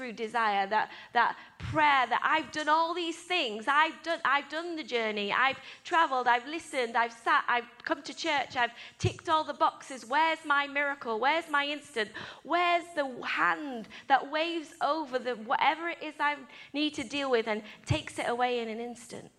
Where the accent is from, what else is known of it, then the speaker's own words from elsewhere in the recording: England, United Kingdom; I'm English